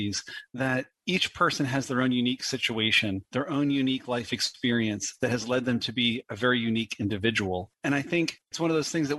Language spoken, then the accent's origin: English; United States; moved away as an adult; also born or lived in Japan; When I was an American living in Japan, just because I'm American